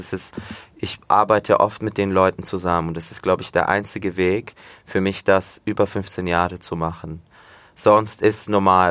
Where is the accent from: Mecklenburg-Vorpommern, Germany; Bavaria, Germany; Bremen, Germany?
Bavaria, Germany; Fürth; also born or lived in village near Komotini, Greece (family origin); Fürth, ja, Schule, wie gesagt, im Fürther Krankenhaus geboren, aufgewachsen, immer noch hier wohnen